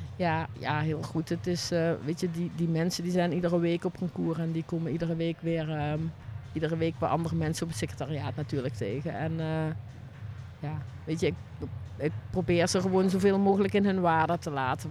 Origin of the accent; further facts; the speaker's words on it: Ottersum, Limburg, Netherlands; Uit Ottersum, het is, wat is het, Noord-Limburg